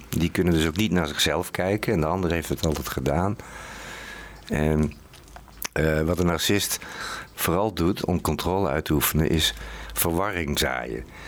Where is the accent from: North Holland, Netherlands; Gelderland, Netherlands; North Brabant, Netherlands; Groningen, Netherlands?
North Brabant, Netherlands; now in Utrecht, Netherlands; ik kom zelf uit Brabant. En ik woon al heel lang in Utrecht.